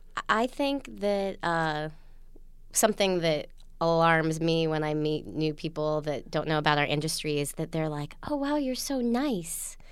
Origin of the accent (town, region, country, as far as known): Utah, United States; born or raised there; now in New York City, United States